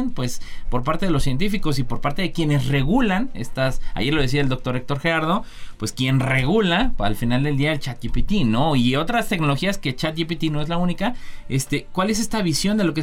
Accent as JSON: {"language": "Spanish", "country": "Mexico", "said": "que yo no soy ni negro ni blanco, soy tamarindo, es decir, soy netamente latinoamericano, mexicano"}